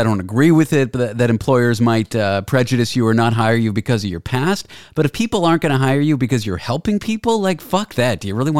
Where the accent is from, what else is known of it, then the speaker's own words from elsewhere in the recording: Canada; now in New York, United States; I grew up in Canada. I live in New York now